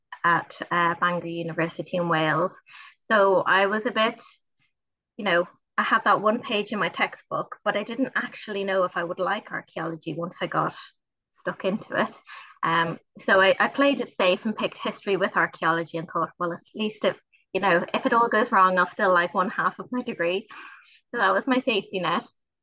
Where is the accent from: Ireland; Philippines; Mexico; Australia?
Ireland; Dublin, Leinster; moved away as an adult; now in Liverpool, United Kingdom; growing up in Dublin